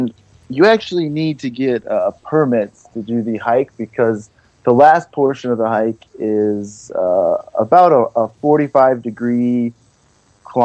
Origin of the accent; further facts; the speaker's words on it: Los Angeles, California, United States; moved away as an adult; now in New Hampshire, United States; I'm from Los Angeles, California